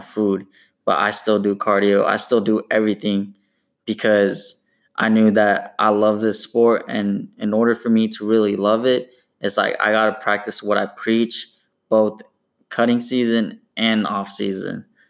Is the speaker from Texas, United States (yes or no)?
no; Portland, Oregon, United States; also born or lived in Corvallis, Oregon; I was born and raised in Portland, Oregon